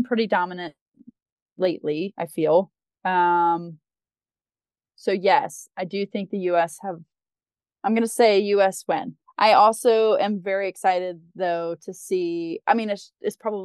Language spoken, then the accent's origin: English; North Carolina, United States; I grew up in North Carolina